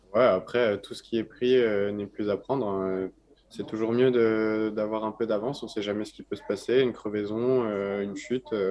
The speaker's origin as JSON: {"language": "French", "country": "France", "said": "en tant que Français"}